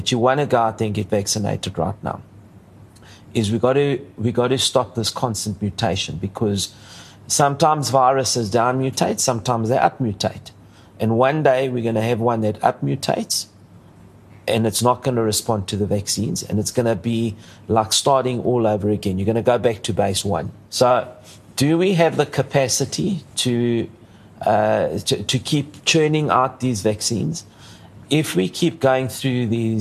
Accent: South Africa; I'm very South African, but I have Greek origins

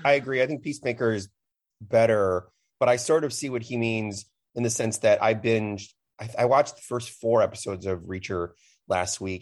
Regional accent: Chicago, Illinois, United States; I'm from Chicago

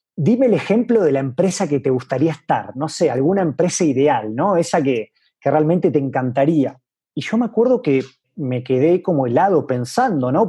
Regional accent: Venado Tuerto, Santa Fe, Argentina; moved away as an adult; also born or lived in Córdoba, Argentina / Buenos Aires, Argentina / Basque Country, Spain / Paris, France; now in Mexico City, Mexico; mi ciudad natal, que como bien dijiste es eh, Venado Tuerto

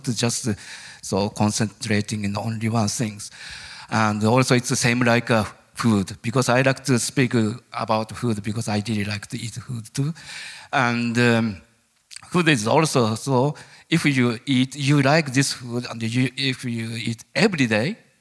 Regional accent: Japan; English is a second language; moved away as an adult; born as a Japanese

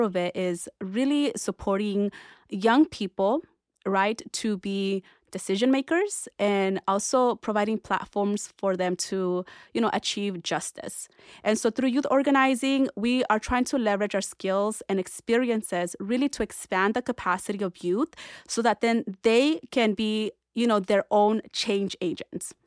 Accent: Orange County, California, United States; also born or lived in Berkeley; growing up in Orange County as, you know, at that point, an undocumented immigrant

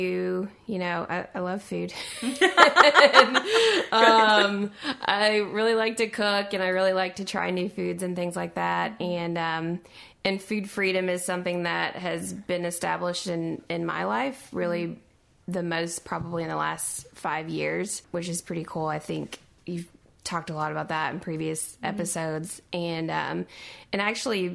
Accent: Southern Indiana, United States; I'm from Southern Indiana.

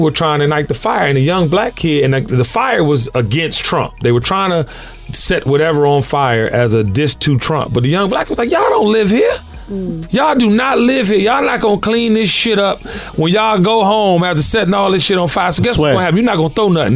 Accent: Washington, District of Columbia, United States; now in Atlanta, United States; I'm from Washington, D.C., born and raised. Yeah, second home is Atlanta, but I've been in Atlanta longer than I've been in D.C. at this point

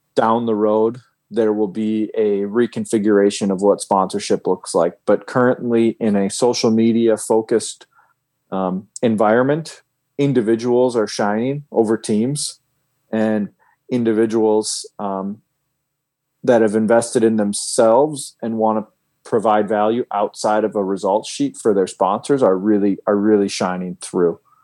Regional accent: Fargo, North Dakota, United States; moved away; I'm from Fargo, North Dakota

